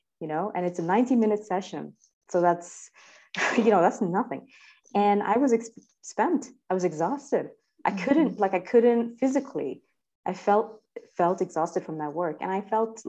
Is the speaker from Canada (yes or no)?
no; India; moved away; as Indian